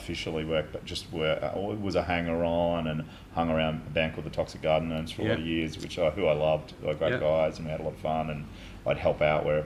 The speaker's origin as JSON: {"language": "English", "town": "Brisbane", "region": "Queensland", "country": "Australia", "tie": "born or raised there", "said": "I loved growing up in Paddington"}